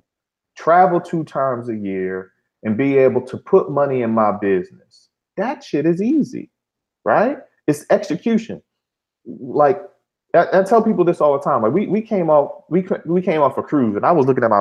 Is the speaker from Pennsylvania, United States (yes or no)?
yes; Philadelphia, Pennsylvania, United States; I'm from Philly